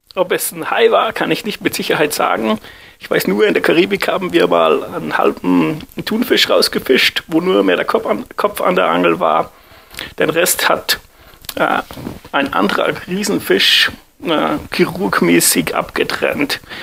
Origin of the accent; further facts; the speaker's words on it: Graz, Styria, Austria; aus Graz